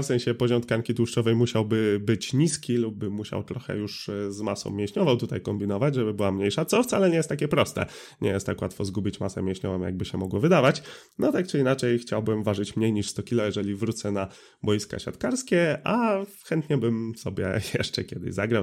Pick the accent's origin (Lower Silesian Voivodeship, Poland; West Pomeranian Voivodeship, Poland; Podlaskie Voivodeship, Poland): West Pomeranian Voivodeship, Poland; Drawsko Pomorskie; born or raised there